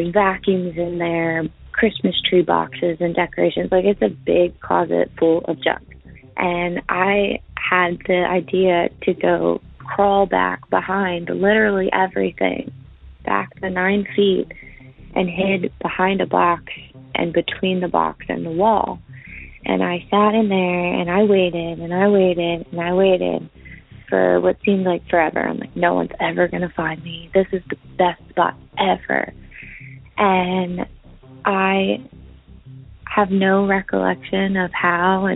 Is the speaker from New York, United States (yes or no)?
no; Pennsylvania, United States; I'm calling from Pennsylvania. This happened in Pennsylvania when I was young, like 4 or 5, at my parents' house